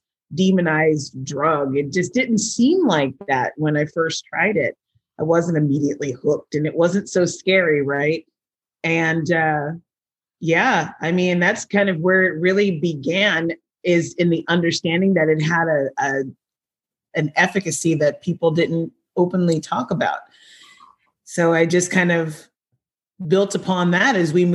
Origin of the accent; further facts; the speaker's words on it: California, United States; moved away as an adult; now in Vancouver, Washington, United States; I actually have been in the Pacific Northwest for a little over a year, but I come from California